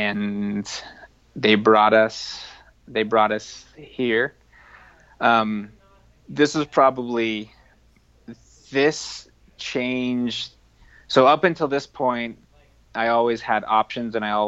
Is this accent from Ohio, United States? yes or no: no; Front Range, Colorado, United States; now in Durango, United States; I grew up on the Front Range